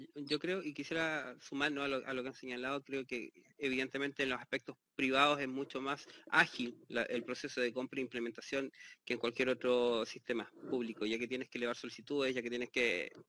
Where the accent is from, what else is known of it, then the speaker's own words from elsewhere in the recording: Chile; la, experiencia que tengo desde Chile, como soy chileno